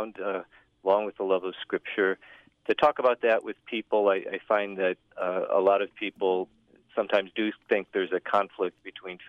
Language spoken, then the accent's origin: English; Northwest Indiana, United States; I'm originally from Northwest Indiana